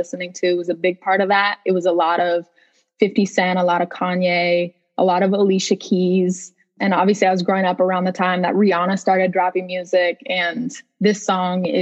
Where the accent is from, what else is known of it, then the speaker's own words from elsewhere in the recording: Lake Oswego, Oregon, United States; also born or lived in Portland, Oregon; my family moved to a suburb called Lake Oswego